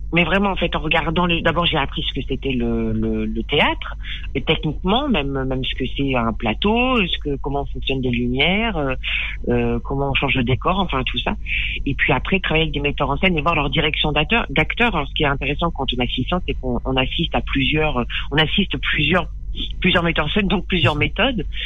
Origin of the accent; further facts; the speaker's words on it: Périgueux, Nouvelle-Aquitaine, France; J'ai grandi euh, dans le Périgord, à Périgueux